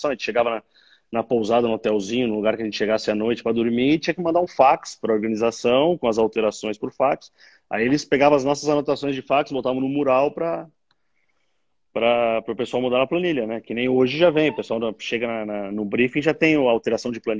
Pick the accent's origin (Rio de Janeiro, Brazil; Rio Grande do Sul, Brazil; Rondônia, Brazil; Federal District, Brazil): Rio Grande do Sul, Brazil; now in São Paulo, Brazil; Mas é quando a gente chegou em São Paulo, sou gaúcho, né? E quando a gente chegou em São Paulo para fincar a pé aqui, eh, a segunda vez, em 92